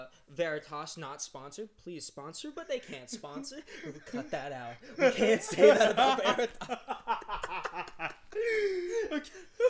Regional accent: North Carolina, United States; My entire life, Gabe. I have never left North Carolina pretty much ever.

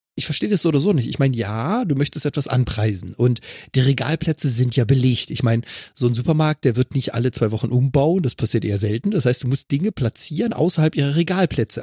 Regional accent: Freiburg, Baden-Württemberg, Germany; now in Hamburg, Germany; Also kommt genau da gebürtig her, wo ich herkomme

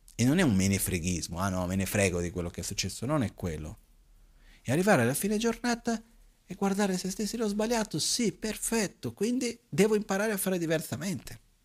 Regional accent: Brazil; also born or lived in India; now in Italy; Io, da ragazzino in Brasile, a scuola

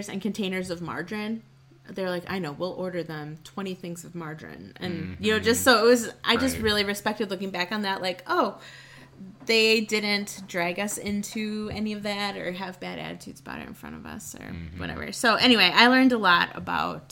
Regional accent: Waukesha, Wisconsin, United States; I grew up in Waukesha

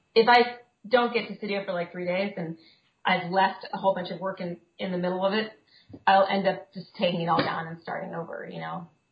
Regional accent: Kansas City, Missouri, United States; now in Brooklyn, United States; I grew up in Kansas City

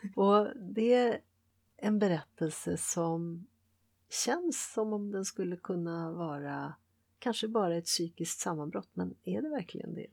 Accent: Sweden; jag är vare sig det ena eller det andra, jag är svensk

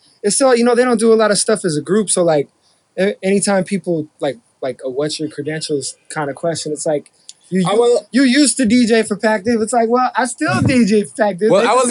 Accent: Long Beach, California, United States; Before that, I'm originally from Long Beach.

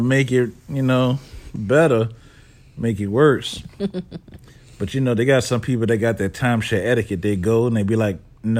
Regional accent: New Orleans, Louisiana, United States; Because I'm from New Orleans.

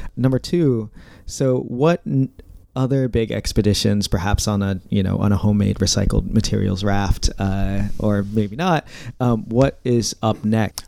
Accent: Indiana, United States; now in East Coast, United States; I grew up in Indiana, so not a lot of water around, but now I live on the East Coast

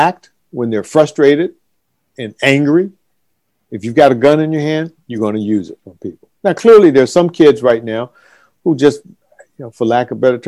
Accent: Washington, District of Columbia, United States; D.C., my hometown

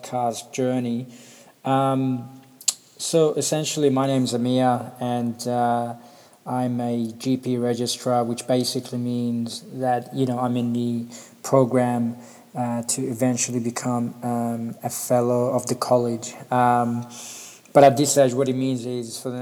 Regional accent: Perth, Western Australia, Australia; also born or lived in Sydney; I'm from Perth, Western Australia. I've been living here for 20 years

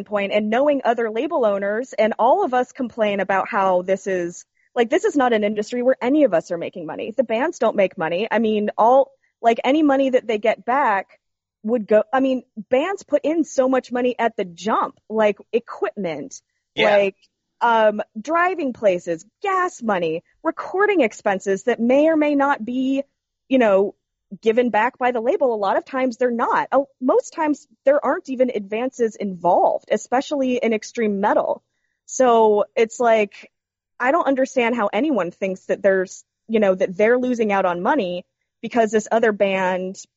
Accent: the South, United States; as a marginalized person growing up in the South my whole life

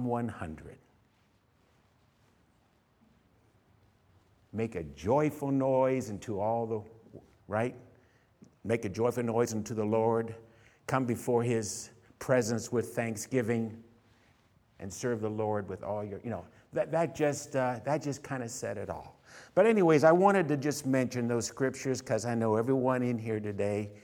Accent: Canton, Ohio, United States; moved away as an adult; also born or lived in San Francisco, California; now in California, United States; I came from Canton, Ohio.

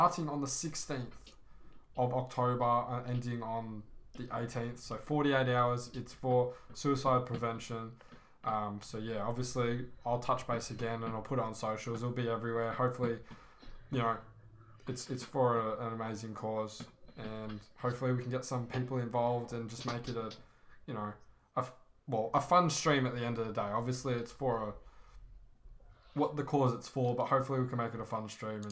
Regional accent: Australia; I'm from Australia

